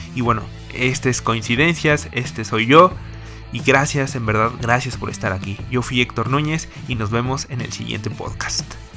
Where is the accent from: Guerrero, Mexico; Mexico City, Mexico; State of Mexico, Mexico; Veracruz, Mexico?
Mexico City, Mexico; nací en la Ciudad de México